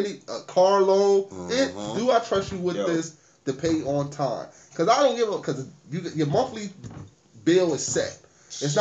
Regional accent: Harrisburg, Pennsylvania, United States; I grew up on Fifth Street, Uptown Hazard

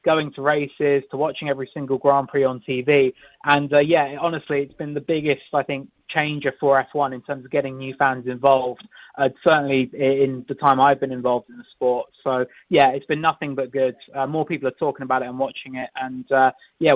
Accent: United Kingdom; I'm British

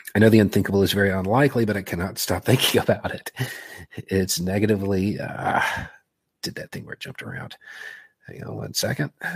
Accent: Tennessee–Kentucky line, the South, United States; I grew up on the Tennessee Kentucky line.

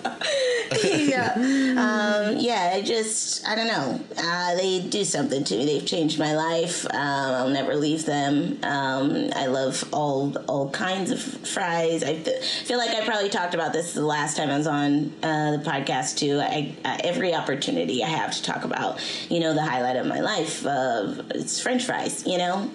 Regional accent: Seattle, Washington, United States; I'm from Seattle

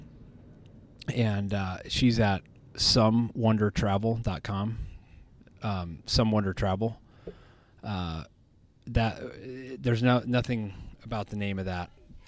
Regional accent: United States; as an American.

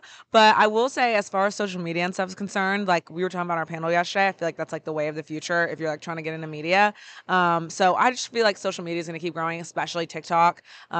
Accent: Atlanta, Georgia, United States; I'm from Atlanta.

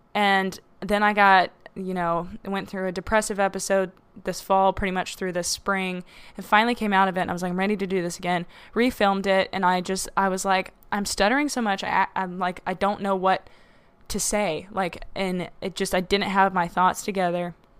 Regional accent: the South, United States; growing up in the South

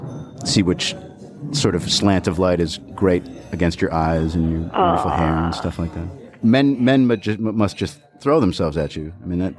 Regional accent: New England, United States; I come from New England. Oysters. I could do that.

